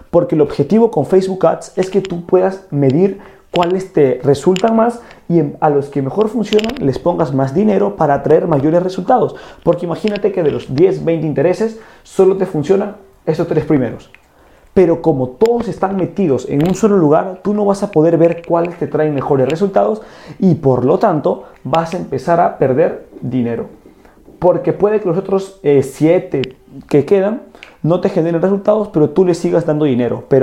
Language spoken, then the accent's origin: Spanish; Peru; fui a una conferencia de un gurú del marketing digital aquí en mi país, que es Perú, y cuando yo fui a esta conferencia, este gurú también cometió este error.